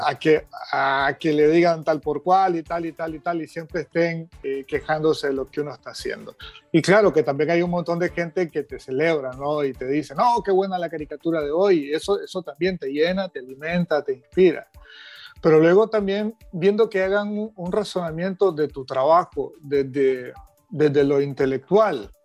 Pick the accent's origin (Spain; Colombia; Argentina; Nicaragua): Nicaragua; a mí como nicaragüense y como ciudadano